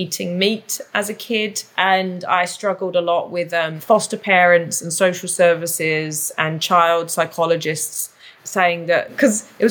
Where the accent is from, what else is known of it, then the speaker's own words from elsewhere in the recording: London, United Kingdom; accent: London; moved away as an adult; also born or lived in Canada; now in Whistler, Canada; I grew up in Southeast London in an area that I guess you might refer to as a ghetto. So, and my accent is still very London